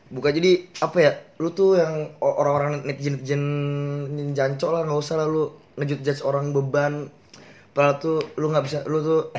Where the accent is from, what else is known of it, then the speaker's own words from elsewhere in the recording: Depok, West Java, Indonesia; gue asal gue dari Depok.